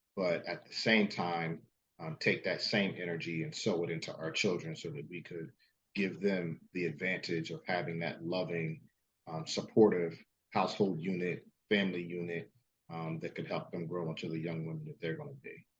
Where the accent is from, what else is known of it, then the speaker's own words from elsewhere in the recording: New Jersey, United States; I was born and raised in South Jersey.